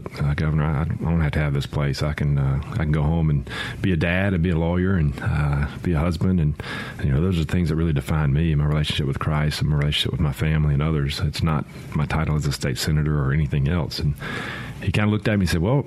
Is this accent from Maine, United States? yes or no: no; Pascagoula, Mississippi, United States; I'm from Pascagoula, born and raised there.